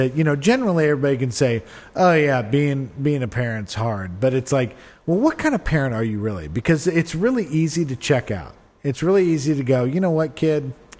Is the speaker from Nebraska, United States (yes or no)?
yes; Lincoln, Nebraska, United States; I grew up in Lincoln, Nebraska.